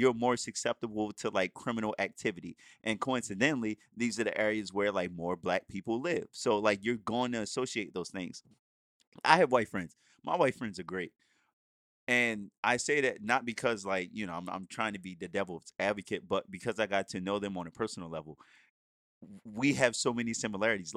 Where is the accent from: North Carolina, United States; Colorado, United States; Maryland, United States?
Maryland, United States; Baltimore; I grew up in Baltimore City, the streets of Baltimore City, like in the hood